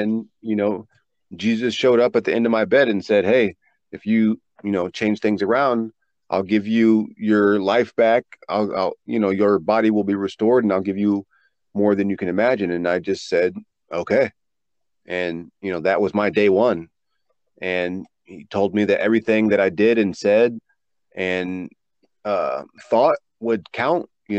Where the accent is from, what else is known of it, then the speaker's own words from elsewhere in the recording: East Coast, United States; I grew up on the East Coast with the ocean.